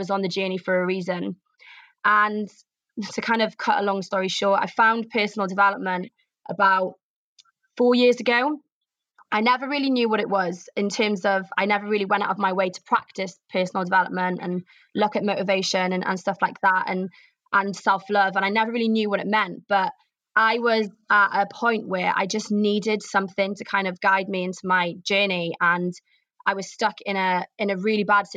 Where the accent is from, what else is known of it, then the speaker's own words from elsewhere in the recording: Pembrokeshire, southwest Wales, United Kingdom; moved away as an adult; also born or lived in Cardiff / Manchester; now in London, United Kingdom; I am originally from Pembrokeshire in southwest Wales, which most people don't know. It's a very rural county. We're surrounded by mountains